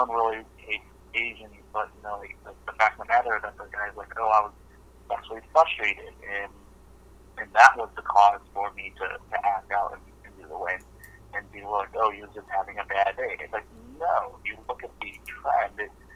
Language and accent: English; Naperville, Illinois, United States; as a child, growing up in the 1990s, I was from Naperville, Illinois, out of Chicago